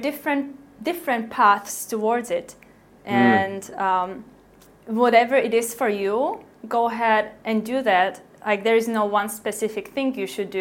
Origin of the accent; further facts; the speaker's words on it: Slovakia; moved away as an adult; I grew up in Slovakia